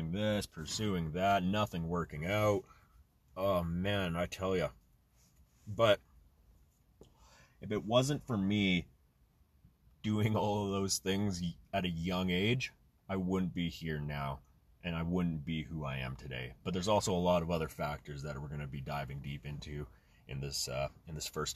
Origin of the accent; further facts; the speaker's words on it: Canada; also born or lived in Germany; I was born in Germany, moved to Canada at a very young age